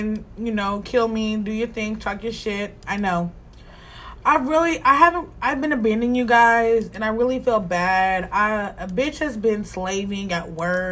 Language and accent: English; Pacific Northwest, United States; also born or lived in Texas; I am from the Pacific Northwest.